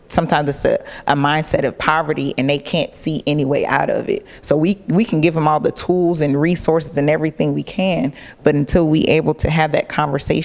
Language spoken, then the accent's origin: English; Clayton County, Georgia, United States; also born or lived in Boston; now in Atlanta, United States; I didn't grow up in Atlanta, I grew up in Clayton County.